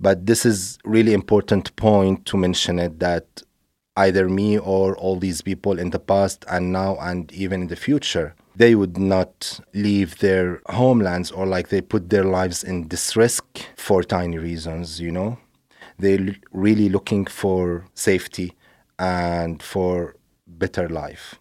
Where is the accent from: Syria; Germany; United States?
Syria; moved away; I grew up in Syria